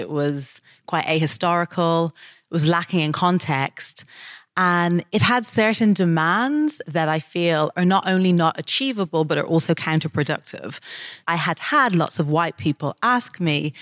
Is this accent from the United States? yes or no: no; Dublin, Leinster, Ireland; moved away as an adult; now in United Kingdom; When I was growing up in Dublin